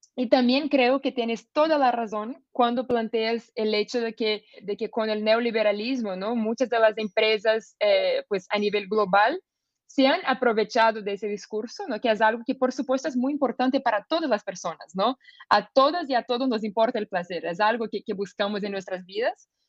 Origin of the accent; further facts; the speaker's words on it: Brazil; soy una abogada brasileña